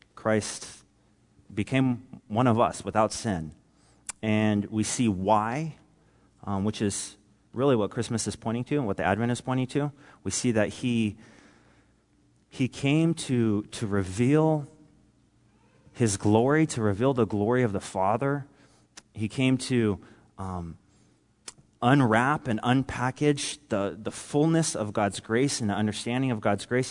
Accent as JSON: {"language": "English", "town": "Nipomo", "region": "California", "country": "United States", "tie": "born or raised there", "also_born_or_lived": "Central Coast, California", "moved": "as an adult", "lives_now": "Ukraine", "said": "I grew up in Napomo"}